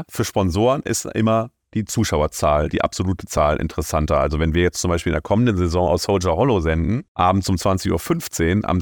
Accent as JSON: {"language": "German", "region": "Berlin", "country": "Germany", "said": "da muss ich als Berliner"}